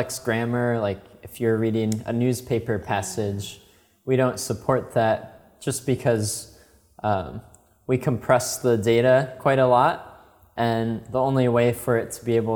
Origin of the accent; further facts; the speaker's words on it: Chicago, Illinois, United States; moved away as an adult; now in China; I was born and raised in Chicago